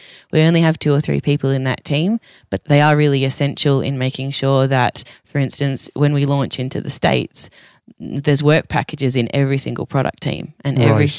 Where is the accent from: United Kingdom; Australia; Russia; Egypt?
Australia; I'm crazy Australian.